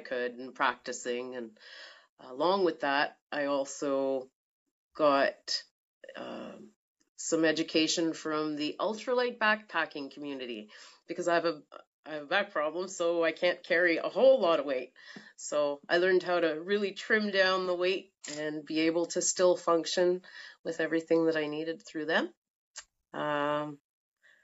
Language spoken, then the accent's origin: English; Timmins, Ontario, Canada; moved away as an adult; also born or lived in Toronto; now in Sudbury, Canada; I grew up in Timmins on 80 acres.